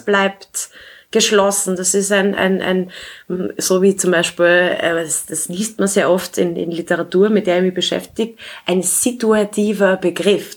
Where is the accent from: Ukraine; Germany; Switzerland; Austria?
Austria; Klagenfurt, Carinthia; now in Vienna, Austria; ich bin in Klagenfurt geboren. Äh, ich lebe derzeit in Wien